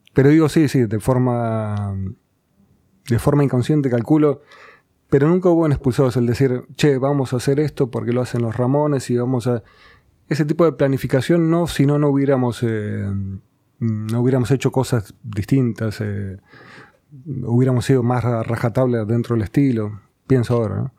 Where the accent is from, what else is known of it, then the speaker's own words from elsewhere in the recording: Banfield, Buenos Aires Province, Argentina; also born or lived in Burzaco; Yo nací en zona sur, nací en Banfield